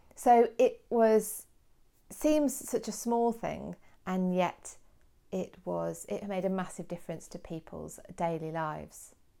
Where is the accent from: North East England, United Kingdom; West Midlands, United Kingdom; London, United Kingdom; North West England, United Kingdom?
West Midlands, United Kingdom; Kidderminster; my hometown of Kidderminster